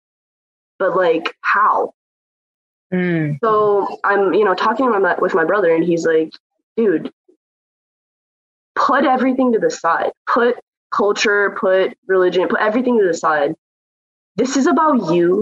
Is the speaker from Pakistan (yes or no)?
yes; Pakistan; I'm from Pakistan. I've grown up with that culture